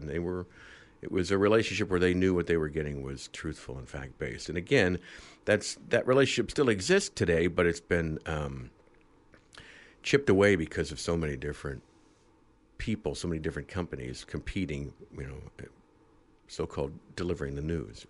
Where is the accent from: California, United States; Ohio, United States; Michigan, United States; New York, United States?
Ohio, United States; Dayton; moved away as an adult; also born or lived in Chicago; a news cameraman for a small station in my hometown of Dayton, Ohio